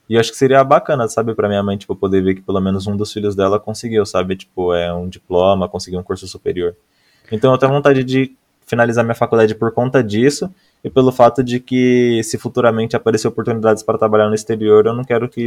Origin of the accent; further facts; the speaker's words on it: Mauá, São Paulo, Brazil; Cara, eu sou, daqui, eu sou, daqui, de Mauá, aqui, região do ABC Paulista.